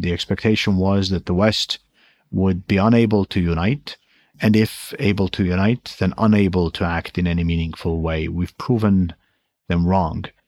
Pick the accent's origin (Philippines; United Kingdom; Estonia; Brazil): Estonia